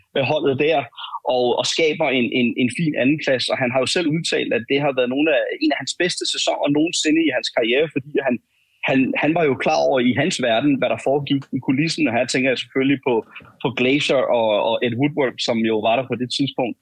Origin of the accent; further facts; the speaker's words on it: Denmark; jeg er fra Danmark